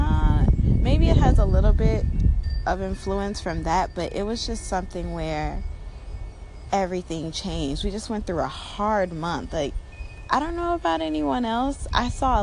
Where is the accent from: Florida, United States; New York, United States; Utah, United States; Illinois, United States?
Illinois, United States; Chicago; moved away as an adult; now in Los Angeles, United States; I'm in Chicago, my hometown.